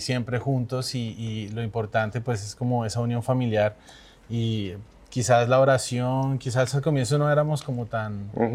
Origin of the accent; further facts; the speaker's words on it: Bogotá, Colombia; also born or lived in Mérida, Venezuela; más colombiano y Bogotá